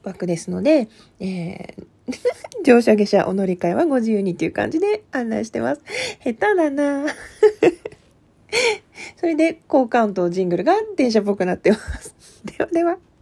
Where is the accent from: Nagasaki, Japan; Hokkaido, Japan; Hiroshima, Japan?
Hokkaido, Japan; Asahikawa; 北海道旭川市出身です